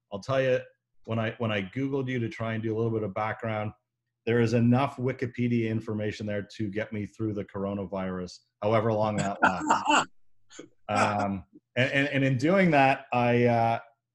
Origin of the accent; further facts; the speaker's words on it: Toronto, Ontario, Canada; I grew up in Toronto, and I will admit, happily, I grew up watching wrestling as a young boy in Toronto.